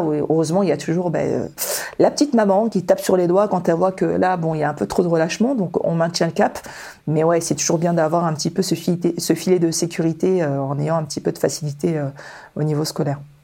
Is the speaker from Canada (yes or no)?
no; Toulon, Provence-Alpes-Côte d'Azur, France; born or raised there; also born or lived in Dakar, Senegal